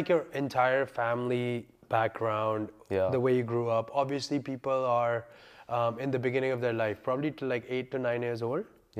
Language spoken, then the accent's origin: English; India; now in Delhi, India; India. I'm an Indian. I'm 25 years old. I'm an Indian. I live in Delhi.